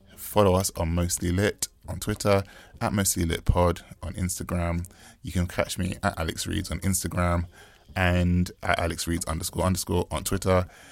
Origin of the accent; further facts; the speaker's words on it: United Kingdom; Growing up in the United Kingdom as a British-born West Indian man